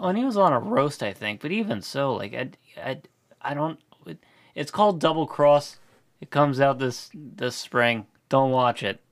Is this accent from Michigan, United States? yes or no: no; Chalfont, Pennsylvania, United States; my hometown in the news, baby. Shell Font strikes again